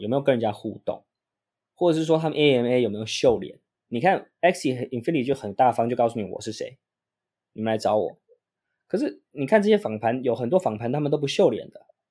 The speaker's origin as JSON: {"language": "Chinese", "country": "Taiwan", "said": "我们台湾人对于英文不是那么的强项嘛"}